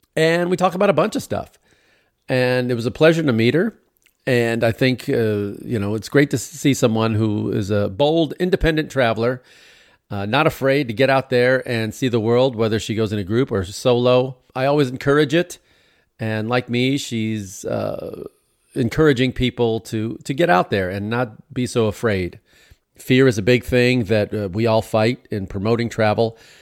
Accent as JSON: {"language": "English", "town": "Chicago", "region": "Illinois", "country": "United States", "tie": "born or raised there", "moved": "as an adult", "lives_now": "Los Angeles, United States", "said": "growing up in Chicago, all the Greek families"}